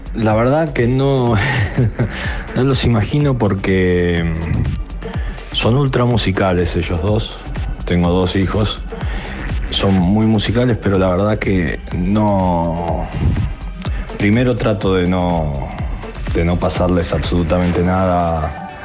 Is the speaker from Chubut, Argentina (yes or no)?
no; Buenos Aires, Argentina; Soy bien porteño